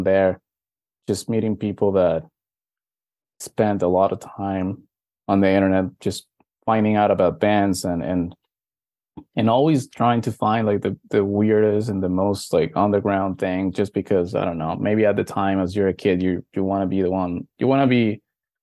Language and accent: English; Venezuela; also born or lived in Miami, Florida; now in United States; I was born in Venezuela. It's only now that I'm living here in the States